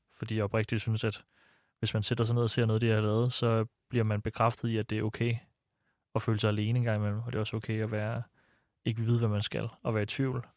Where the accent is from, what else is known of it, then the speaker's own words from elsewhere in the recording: Silkeborg, Central Denmark Region, Denmark; moved away as an adult; now in Copenhagen, Denmark; mit barndomshjem i Silkeborg